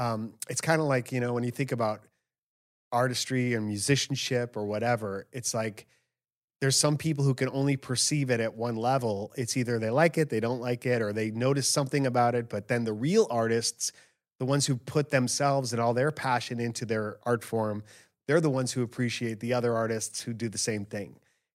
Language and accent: English; Argentina; now in Kuwait; I'm from Argentina, currently working in Kuwait